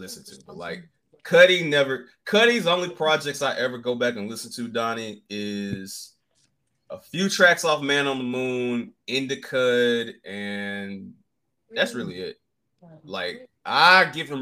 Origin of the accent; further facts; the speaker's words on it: the South, United States; I'm from the fucking South